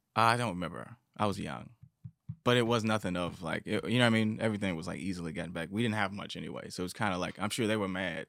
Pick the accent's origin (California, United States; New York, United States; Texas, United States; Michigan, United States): Michigan, United States; Detroit; growing up in Detroit